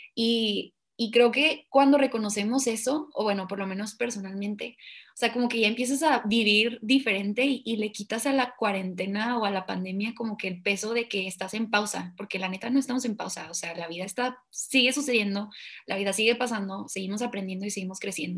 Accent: Mexico; siendo mexicanos que somos

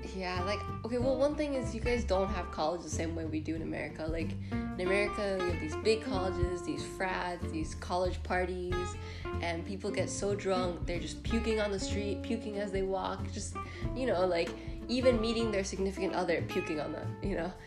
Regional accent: United States; also born or lived in Dominican Republic; I'm Dominican American

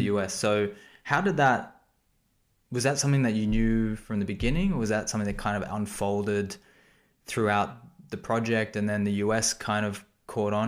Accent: Sydney, New South Wales, Australia; I'm from Sydney

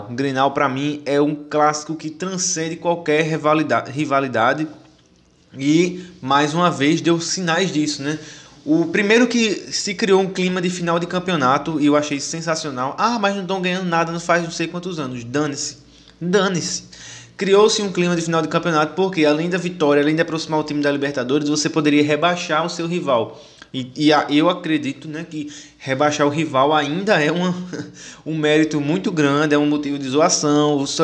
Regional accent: Northeast Region, Brazil; eu, como um bom nordestino que sou, embora não more mais no Nordeste, continuo torcendo para todos os times do Nordeste

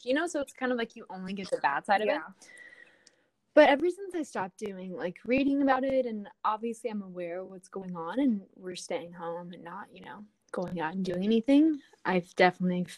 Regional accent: Atlanta, Georgia, United States; now in Los Angeles, United States; I was actually born and raised in Atlanta, Georgia

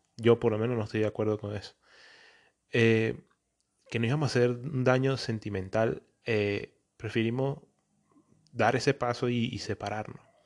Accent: Venezuela; also born or lived in Antioquia (feels paisa); now in Portugal; soy un venezolano que vive en Portugal y me creo paisa

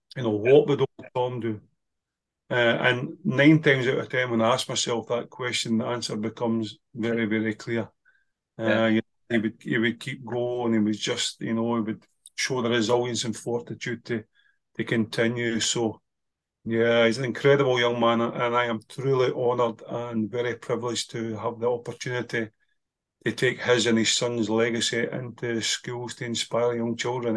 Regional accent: Whitburn, Scotland, United Kingdom; my hometown of Whitburn, West Lothian

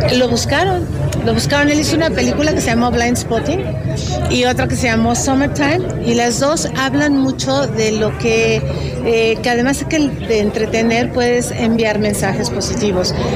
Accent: Mexico; muy orgullosa como mexicana

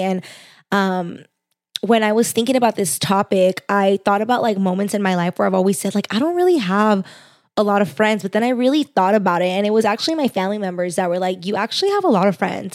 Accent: Los Angeles, California, United States; accent: valley girl; also born or lived in Orange County, California; I grew up in the Valley.

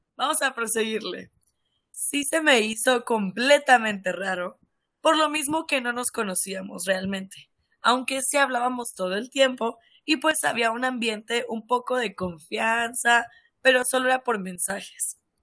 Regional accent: Sonora, Mexico; yo soy de Sonora

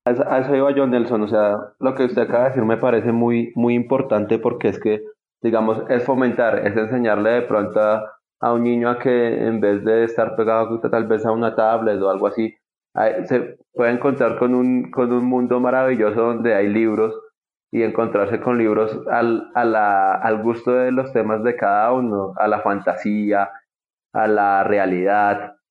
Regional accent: Colombia; nosotros como colombianos

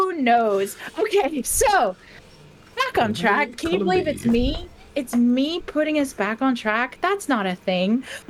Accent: United States; now in Northern Ireland, United Kingdom; being that I am Scottish, that's always confusing to people. Yes, I'm American, but I'm a first-generation American who came back. So, like, I was surrounded by just Scottish accents my whole life.

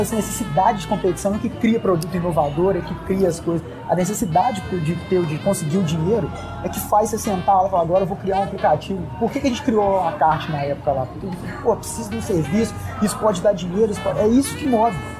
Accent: Brazil; do Brasil

